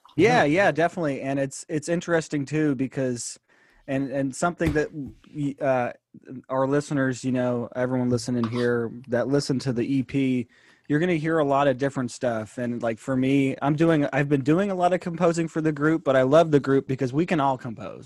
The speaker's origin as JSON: {"language": "English", "town": "San Jose", "region": "California", "country": "United States", "also_born_or_lived": "Tennessee", "said": "I'm from San Jose, actually, but I had gone to study in Tennessee"}